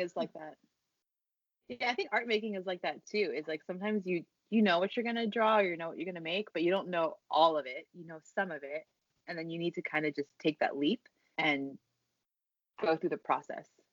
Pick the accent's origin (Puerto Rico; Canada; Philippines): Philippines; I'm I'm from the Philippines